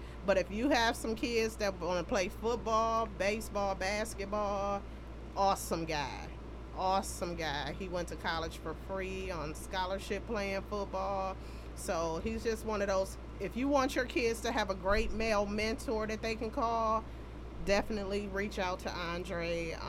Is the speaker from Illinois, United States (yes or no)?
no; Pontiac, Michigan, United States; I am not from Detroit. Although I love the city, I sell real estate there. I am from Pontiac, Michigan